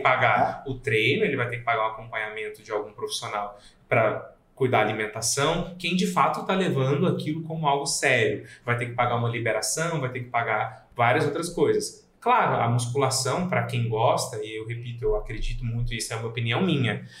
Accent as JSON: {"language": "Portuguese", "town": "Goiânia", "region": "Goiás", "country": "Brazil", "tie": "born or raised there", "moved": "as an adult", "lives_now": "Rio Grande do Sul, Brazil", "said": "Eu não sou daqui, eu sou nascido em Goiânia, moro aqui tem nove anos"}